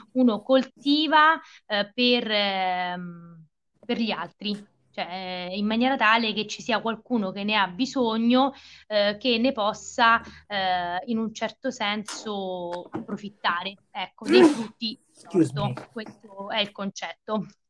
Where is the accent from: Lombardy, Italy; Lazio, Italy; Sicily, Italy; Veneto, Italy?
Lazio, Italy; Viterbo; io sono viterbese, viterbese, eh, sì, nata a Viterbo, vissuta a Viterbo, studiato e laureata a Viterbo